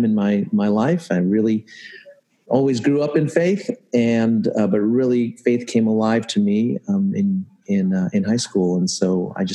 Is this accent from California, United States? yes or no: yes; Cerritos, California, United States; I grew up in Cerritos. And so this is a bit of a homecoming for me